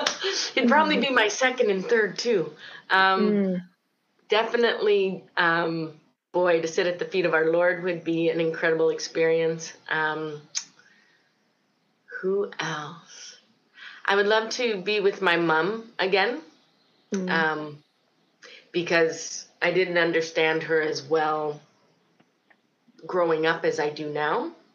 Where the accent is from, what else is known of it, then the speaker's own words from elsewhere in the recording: Port Charlotte, Florida, United States; also born or lived in Cleveland, Ohio; now in Winnipeg, California, United States; Well, actually, I started my life journey in Ohio. I was born in Cleveland, Ohio. From there, I moved to Port Charlotte, Florida. And then somehow God brought me up to Winnipeg, Manitoba.